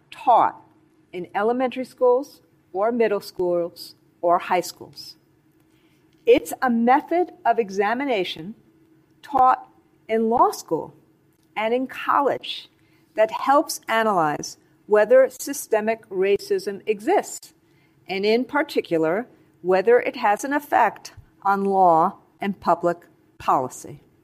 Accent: China; moved away as an adult; now in United States; growing up in Mouse, China

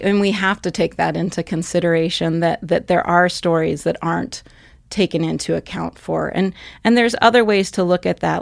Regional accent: western Pennsylvania, United States; moved away as an adult; now in Montana, United States; I actually grew up in Pennsylvania

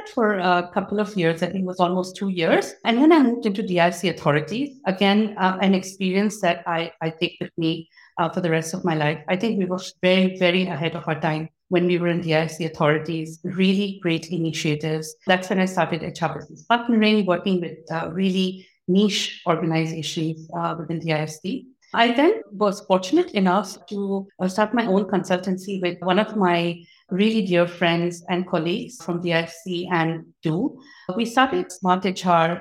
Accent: Dubai, United Arab Emirates; I was born and raised in Dubai

